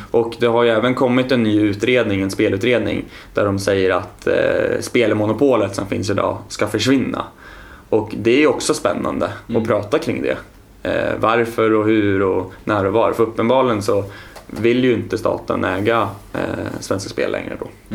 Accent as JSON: {"language": "Swedish", "town": "Östhammar", "region": "Uppsala County", "country": "Sweden", "tie": "born or raised there", "moved": "as an adult", "lives_now": "Stockholm, Sweden", "said": "jag är uppvuxen i Östhammar"}